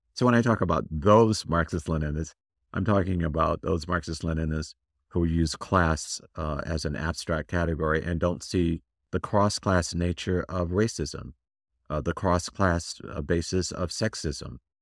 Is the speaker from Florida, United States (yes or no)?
yes; Tallahassee, Florida, United States; moved away; also born or lived in Washington, D.C.; people I grew up with in Tallahassee, Florida.